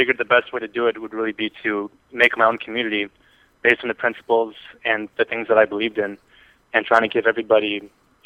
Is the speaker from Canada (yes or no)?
yes; Canada; accent: Canadian; my Canadian accent